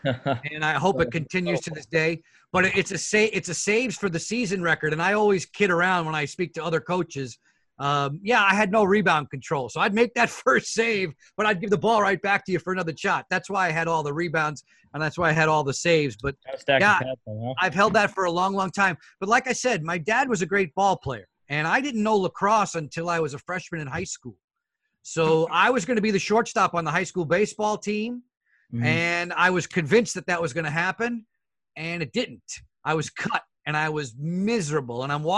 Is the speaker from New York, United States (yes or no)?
yes; New York, United States; And growing up in the New York area, I was able to hear some of the legends of the sports broadcasting world.